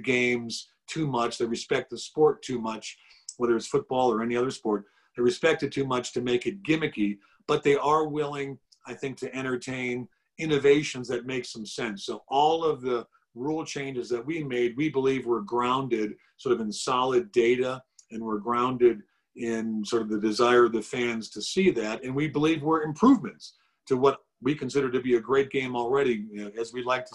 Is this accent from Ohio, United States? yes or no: yes; Cleveland, Ohio, United States; when I was a 12-year-old kid growing up in Cleveland